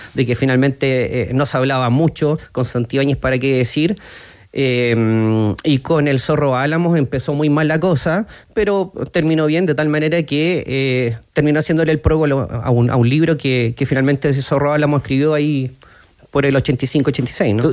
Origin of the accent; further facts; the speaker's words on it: Valdivia, Los Ríos, Chile; mi tierra, Valdivia